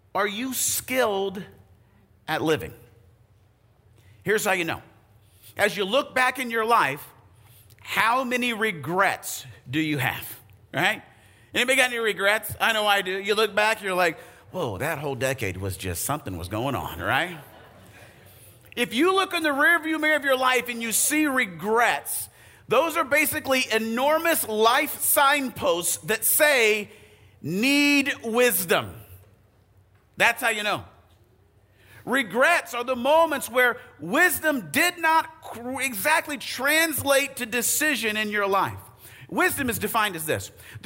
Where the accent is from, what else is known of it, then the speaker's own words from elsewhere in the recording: Arizona, United States; I grew up in Arizona